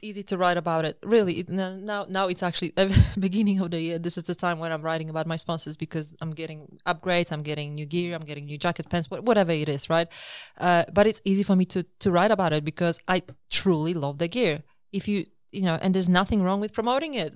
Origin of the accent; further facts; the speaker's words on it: Poland; moved away as an adult; also born or lived in Australia; I was born in Poland, and after finishing my universi-, university, I immigrated to Australia in two thousand six